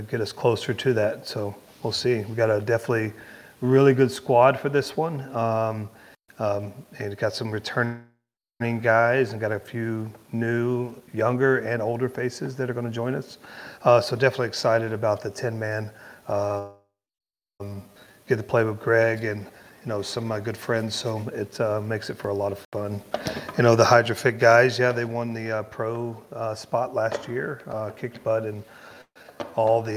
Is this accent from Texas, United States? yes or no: yes; Texas, United States; moved away as an adult; also born or lived in Colorado; I'm originally from Texas, born in here, raised in Texas